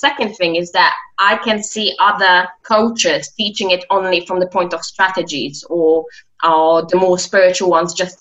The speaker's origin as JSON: {"language": "English", "country": "Poland", "moved": "as an adult", "lives_now": "London, United Kingdom", "said": "I'm originally Polish. Yes, I'm from Poland"}